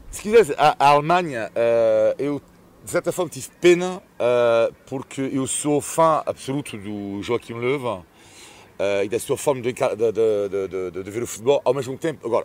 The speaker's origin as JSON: {"language": "Portuguese", "country": "France", "said": "Tipo, do tipo, merda, afinal sou francês."}